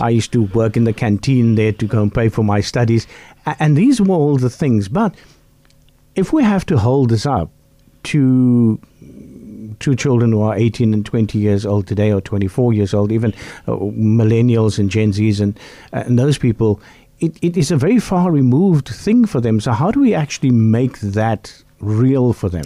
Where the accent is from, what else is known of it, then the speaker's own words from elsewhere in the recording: Bellville, Western Cape, South Africa; where I grew up in Bellville South